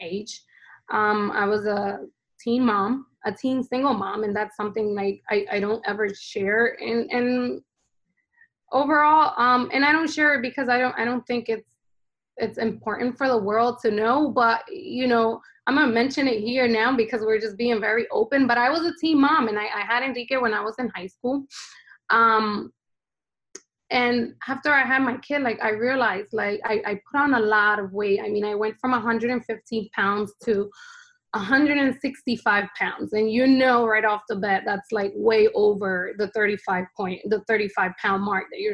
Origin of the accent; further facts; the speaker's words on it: New Jersey, United States; also born or lived in Honduras; I was born here in New Jersey